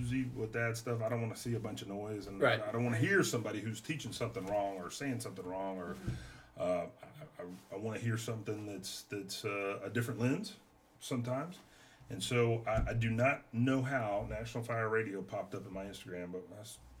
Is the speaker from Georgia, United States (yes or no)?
no; Waco, Texas, United States; I was born in Waco, home of the Baylor Bears